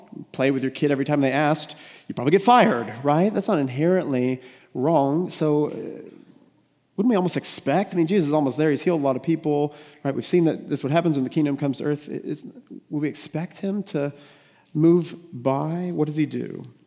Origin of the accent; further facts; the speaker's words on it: United States; We're American